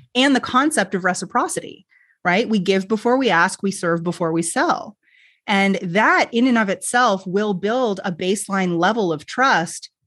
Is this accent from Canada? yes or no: yes; Canada; I'm Canadian, so we say niche